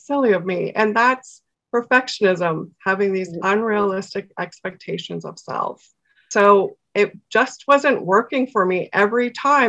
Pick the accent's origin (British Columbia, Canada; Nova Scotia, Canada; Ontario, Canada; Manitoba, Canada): Ontario, Canada; Toronto; moved away as an adult; now in Barrie, Canada; I'm originally from Toronto and I moved up into the Barrie area about 10 years ago